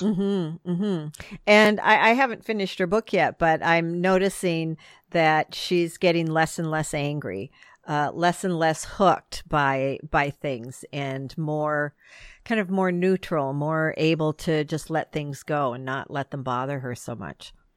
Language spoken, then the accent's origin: English; Midwest, United States; I grew up in the Midwest